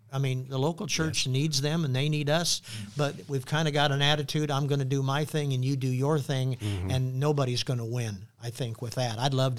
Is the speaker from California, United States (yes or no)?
no; Phoenix, Arizona, United States; I'm from Phoenix.